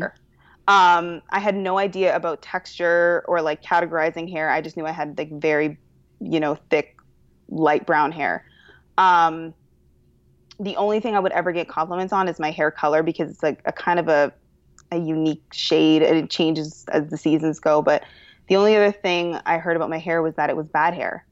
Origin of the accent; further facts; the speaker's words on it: Toronto, Ontario, Canada; moved away; I am originally from Toronto, which is the best city in the world.